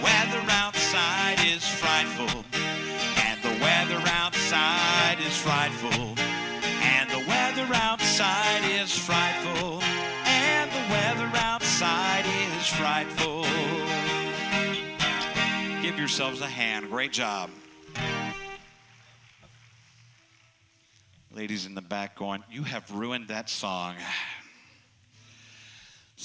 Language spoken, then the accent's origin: English; Indianapolis, Indiana, United States; moved away as an adult; also born or lived in North Carolina / Florida / Spring Hill, Tennessee; I am from Indianapolis